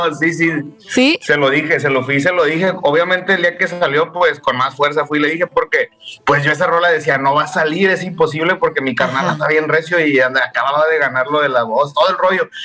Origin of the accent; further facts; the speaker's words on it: San Luis Potosí, Mexico; also born or lived in Monterrey; Ahí crecí, carnal, ahí en San Luis. Pero soy nacido en Monterrey y crecido y, pues aprendí todo el curso intensivo en San Luis Potosí.